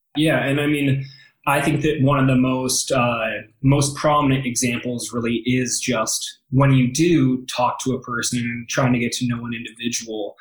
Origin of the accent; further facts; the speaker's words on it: Happy Valley, Oregon, United States; now in Denver, United States; I grew up outside of Portland, Oregon, in a town called Happy Valley